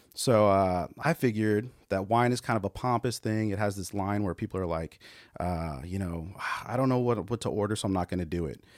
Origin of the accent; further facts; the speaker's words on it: California, United States; now in Texas, United States; I'm Californian